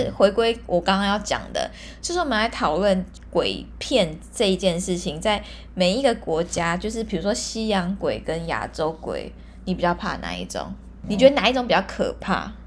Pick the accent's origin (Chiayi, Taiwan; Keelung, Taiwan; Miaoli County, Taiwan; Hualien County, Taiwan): Hualien County, Taiwan; Hualien; 因为我是花莲人嘛，然后我有在那个花莲社团里面